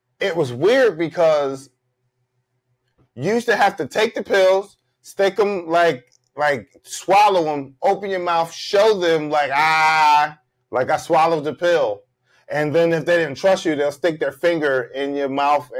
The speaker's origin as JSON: {"language": "English", "town": "Philadelphia", "region": "Pennsylvania", "country": "United States", "tie": "born or raised there", "said": "I'm from Philly"}